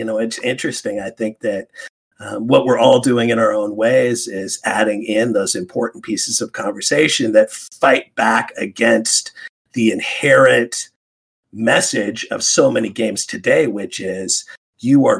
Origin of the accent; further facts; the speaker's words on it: Alaska, United States; first language English; also born or lived in West Coast; growing up in Alaska, where I did